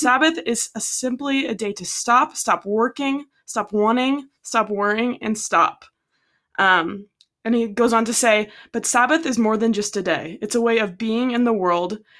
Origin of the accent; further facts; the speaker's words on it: Iowa, United States; We're from Iowa, not Texas.